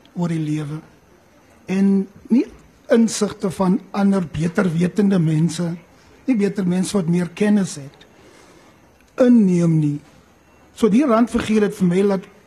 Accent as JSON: {"language": "Afrikaans", "region": "Eastern Cape", "country": "South Africa", "tie": "born or raised there", "said": "ons in die Ooskaap groot geword"}